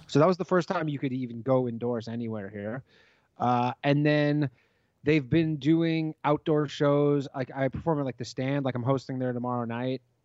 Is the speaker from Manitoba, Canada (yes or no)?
no; Toronto, Ontario, Canada; moved away; we're both from Toronto